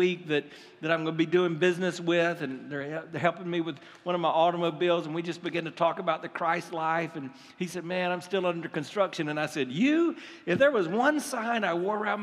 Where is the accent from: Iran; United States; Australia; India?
United States; We're American.